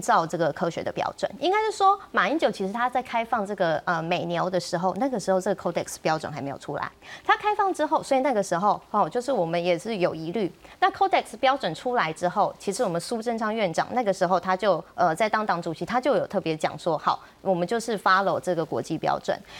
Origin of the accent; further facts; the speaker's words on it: Taiwan; 以前哈我们台湾人每年消费零点八公斤的呃。